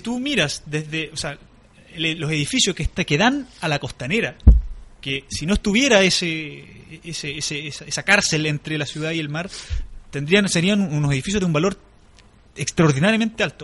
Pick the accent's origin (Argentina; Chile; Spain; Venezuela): Chile; Osorno, Los Lagos; moved away as an adult; now in Valparaíso, Chile; yo soy de Osorno